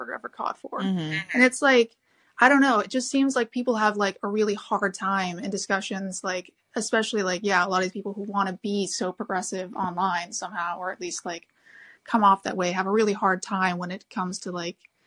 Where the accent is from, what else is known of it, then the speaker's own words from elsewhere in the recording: Chicago, Illinois, United States; now in Sweden; I grew up in Chicago taking the Red Line, and, like, you know, now sort of living in Sweden